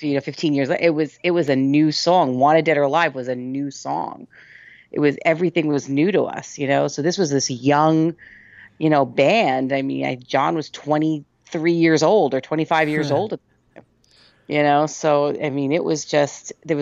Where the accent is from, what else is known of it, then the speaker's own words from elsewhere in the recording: New York, United States; I'm not from New Jersey. Oh, okay. I'm from New York